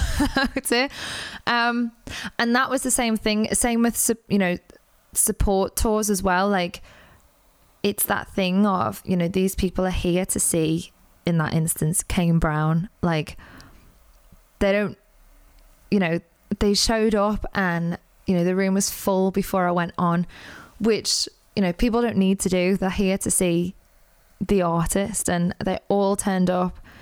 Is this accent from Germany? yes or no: no; Liverpool, North West England, United Kingdom; I'm from Liverpool